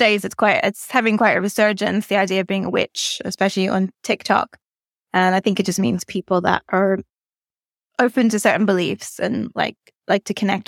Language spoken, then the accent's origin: English; Northern Ireland, United Kingdom; Yeah, so I grew up in the 80s and 90s. So it was kind of a strange place because it was very, very quiet in some ways, very rural, very peaceful